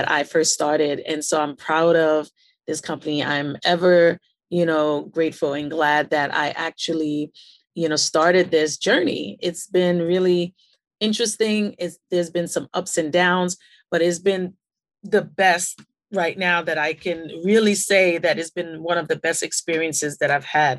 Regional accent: New York City, New York, United States; also born or lived in Queens, New York; I was born and raised in Brooklyn, New York City

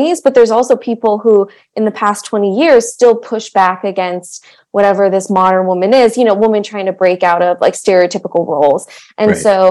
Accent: Montgomery County, Maryland, United States; I grew up in Montgomery County, Maryland, where actually I still teach now

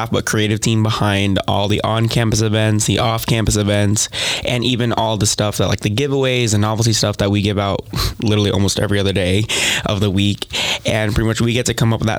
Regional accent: Las Vegas, Nevada, United States; moved away as an adult; now in Owensboro, United States; I'm also from Las Vegas, Nevada

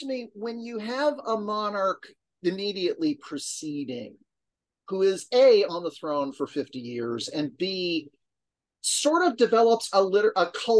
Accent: United States; as an American

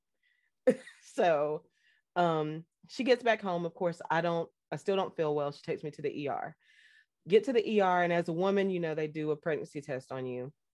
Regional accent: North Carolina, United States; also born or lived in Fort Hood, Texas / New Jersey; I was raised here in North Carolina and partially in New Jersey because my parents shared custody of me

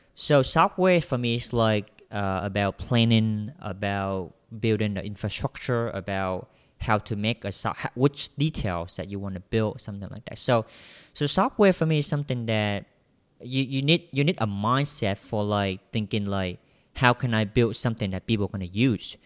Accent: Vietnam; English is a second language; I'm a Vietnamese. Vietnamese. So I'm um, I'm came from Vietnam.

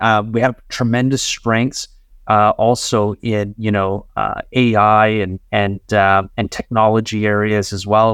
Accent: Ontario, Canada; I'm an immigrant myself. Um, you know, my parents, uh, uh, relocated our family here, uh, when I was only six years old. Uh, but I consider myself, uh, to be every bit as Canadian as anyone else

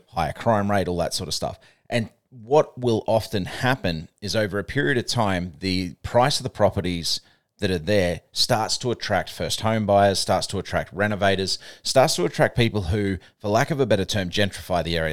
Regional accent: Australia; accent: Australian; don't let my Australian accent fool you. I'm, I've got Kiwi parents, even though I'm Australian born

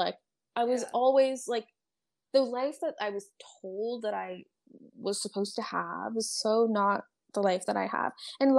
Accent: California, United States; So I grew up in California. I just moved so much.

